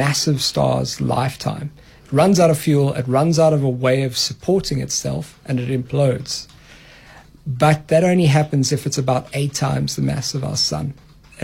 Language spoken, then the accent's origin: English; Free State, South Africa; I grew up in the Free State.